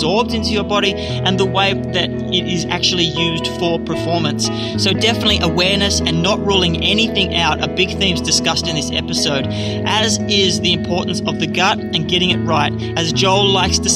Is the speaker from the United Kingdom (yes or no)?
no; Australia; being an Aussie